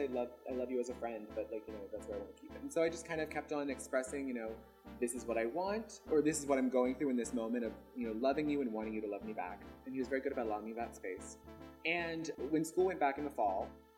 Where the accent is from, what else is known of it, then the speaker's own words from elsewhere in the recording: Birmingham, Alabama, United States; growing up in Birmingham, Alabama. I was adopted by a white family and raised by them.